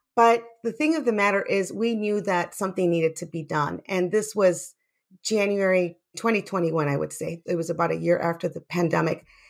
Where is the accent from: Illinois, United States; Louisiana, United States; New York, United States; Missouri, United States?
Illinois, United States; Chicago; I grew up in Little Village in Chicago